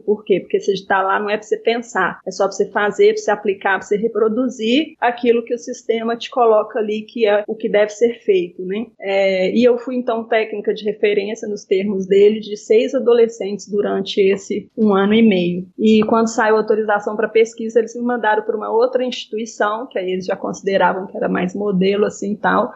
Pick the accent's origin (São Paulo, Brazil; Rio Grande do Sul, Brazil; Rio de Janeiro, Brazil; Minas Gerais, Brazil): Minas Gerais, Brazil; Belo Horizonte; eu cresci aqui em Belo Horizonte, Minas Gerais, em um bairro de periferia